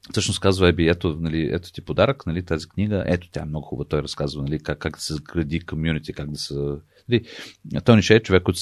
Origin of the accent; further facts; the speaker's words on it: United States; Аз понеже израснах в Штатите и това, че американците умеят така много красиво да разказват неща, на мен не ми е тайна.